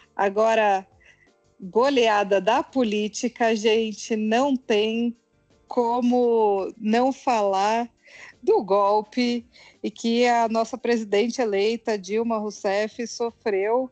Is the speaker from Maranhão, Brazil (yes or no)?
no; São Paulo, Brazil; now in Brasília, Brazil; sou de São Paulo, mas estou morando em Brasília